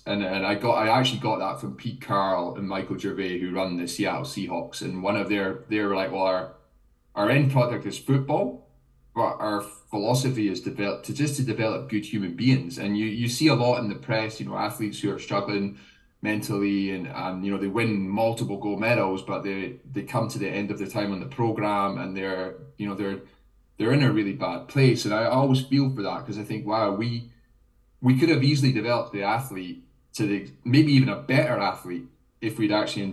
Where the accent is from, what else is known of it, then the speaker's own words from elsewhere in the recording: Scotland, United Kingdom; I'm half Jamaican, I'm Scottish.